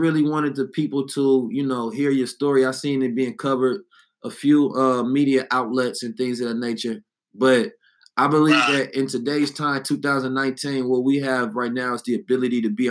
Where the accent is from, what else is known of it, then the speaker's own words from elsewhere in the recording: Oakland, California, United States; I'm from the Bay and know I'm from Oakland